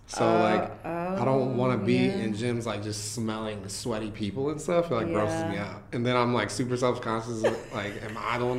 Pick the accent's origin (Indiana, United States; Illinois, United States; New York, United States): Illinois, United States; Chicago; moved away; I'm from Chicago